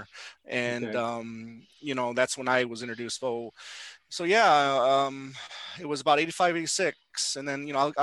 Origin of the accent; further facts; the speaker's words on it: Michigan, United States; growing up in Michigan, my mom and dad were huge Motown fans.